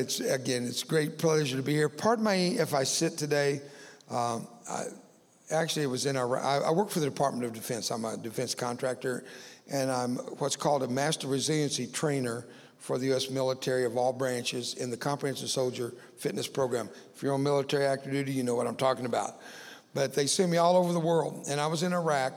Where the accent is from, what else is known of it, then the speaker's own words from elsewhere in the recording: Cuero, Texas, United States; also born or lived in Fort Worth, Texas; several thousand students in a little town called Cuero, Texas, where I grew up